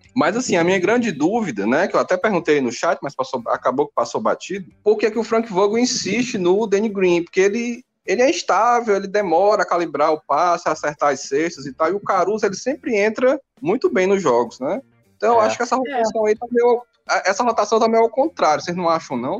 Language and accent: Portuguese; Fortaleza, Ceará, Brazil; Como bom cearense, né? Fortalezense, a gente aqui é adepto da rede